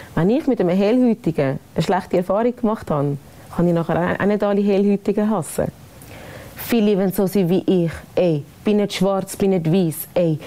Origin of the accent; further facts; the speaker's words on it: Switzerland; ich bin eine stolze Schweizerin